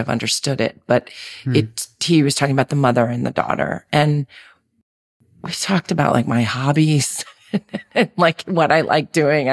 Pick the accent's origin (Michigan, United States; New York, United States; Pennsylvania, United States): New York, United States; New York City; growing up in Manhattan, you know, I was a city kid